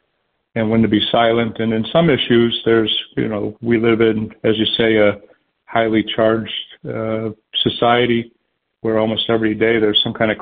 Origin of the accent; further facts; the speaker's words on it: Chicago, Illinois, United States; my hometown of Chicago